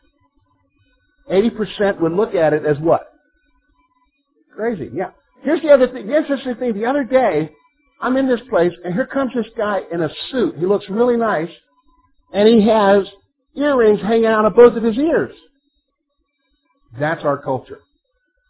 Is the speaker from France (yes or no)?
no; South Carolina, United States; moved away as an adult; also born or lived in Virginia; I'm from the South, all right? I'm from South Carolina, spent 6 years after that in Virginia going through schooling and everything